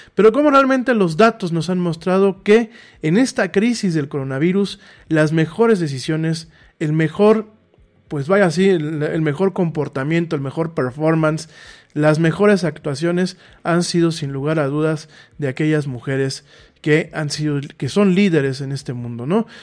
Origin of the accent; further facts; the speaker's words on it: Mexico; soy mexicano. Eh, aquí vivo